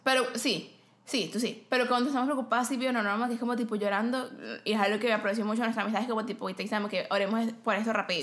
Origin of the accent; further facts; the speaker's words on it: Venezuela; moved away as an adult; yo soy venezolana